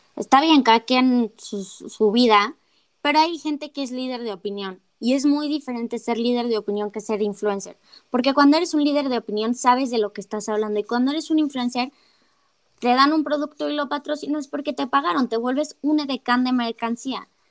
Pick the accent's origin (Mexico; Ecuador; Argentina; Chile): Mexico